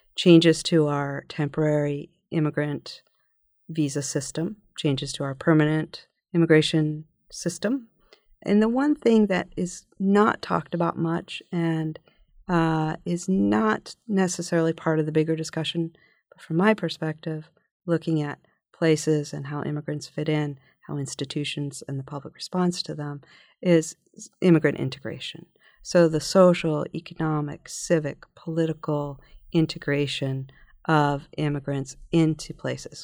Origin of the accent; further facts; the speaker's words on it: Philadelphia, Pennsylvania, United States; growing up in Philadelphia in the nineteen sixties and seventies